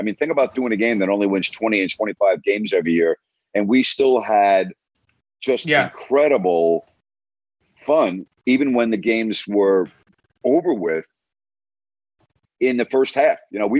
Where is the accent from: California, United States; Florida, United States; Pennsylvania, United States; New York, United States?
New York, United States; moved away; I was from New York